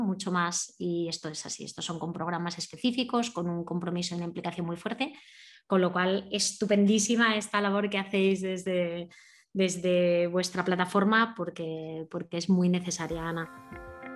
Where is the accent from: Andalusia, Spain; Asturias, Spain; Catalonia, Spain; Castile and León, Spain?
Asturias, Spain; moved away; soy más asturiana cada, cada, minuto que paso fuera de allí